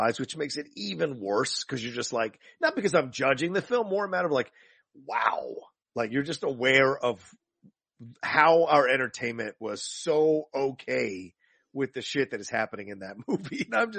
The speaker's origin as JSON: {"language": "English", "region": "the South", "country": "United States", "tie": "born or raised there", "said": "I grew up in the South"}